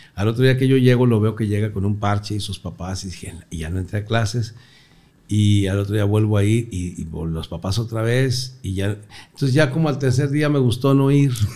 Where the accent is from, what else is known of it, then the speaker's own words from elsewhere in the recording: Torreón, Coahuila, Mexico; moved away; Nací en Torreón, Coahuila hace 62 años